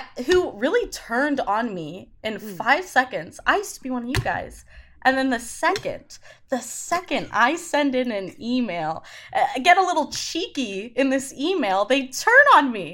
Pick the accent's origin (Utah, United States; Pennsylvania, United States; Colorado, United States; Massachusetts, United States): Utah, United States; Salt Lake City; moved away as an adult; now in New York City, United States; I'm from Salt Lake City, Utah